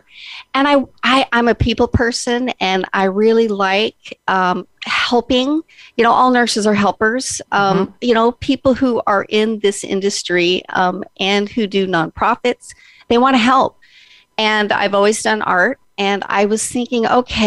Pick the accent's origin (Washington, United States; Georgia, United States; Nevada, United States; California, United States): Nevada, United States; Las Vegas; moved away as an adult; now in Oregon, United States; I was born and raised in Las Vegas